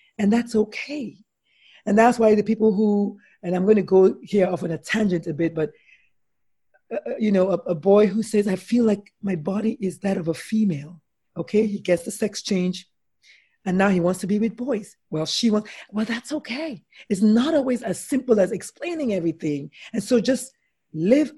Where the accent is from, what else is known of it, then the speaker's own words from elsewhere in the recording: Nigeria; I'm Nigerian